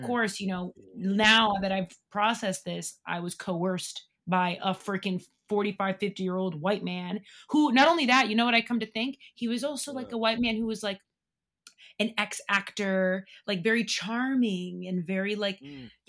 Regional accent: Lynn, Massachusetts, United States; now in New York, United States; I'm from Boston, outside of Boston, a place called Lynn, Massachusetts

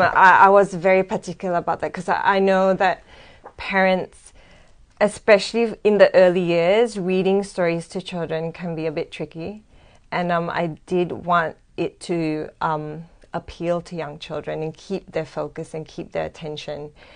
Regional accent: Singapore; moved away as an adult; also born or lived in Australia; now in Sydney, Australia; originally, I'm from Singapore.

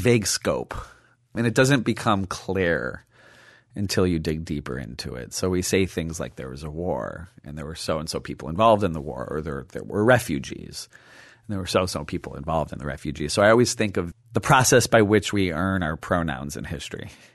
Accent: Chicago, Illinois, United States; growing up in Chicago, first generation is Latinx

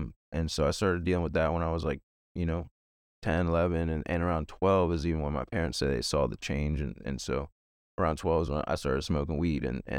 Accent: Virginia, United States; I'm from Virginia, born and raised, lived here my whole life.

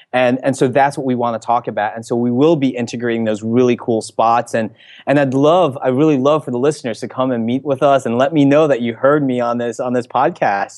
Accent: Elizabeth, New Jersey, United States; I grew up in Elizabeth, New Jersey

